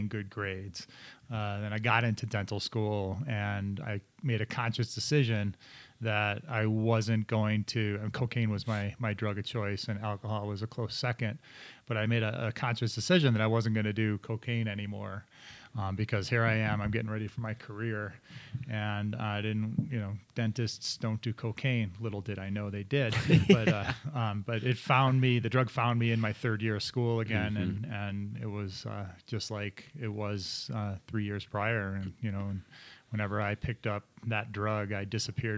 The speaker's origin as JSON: {"language": "English", "town": "Chicago", "region": "Illinois", "country": "United States", "tie": "born or raised there", "also_born_or_lived": "Michigan", "moved": "yes", "said": "I grew up in Chicago and that's where all my friends and family were"}